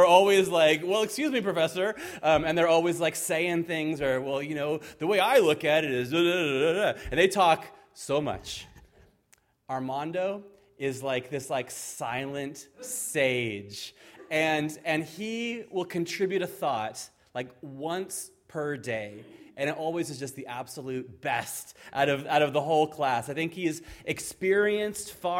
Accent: Fallbrook, California, United States; moved away as an adult; now in Ireland; She and I were both born and raised in Fallbrook

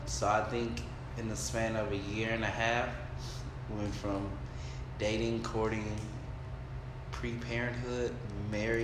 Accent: Texas, United States; I'm from Texas

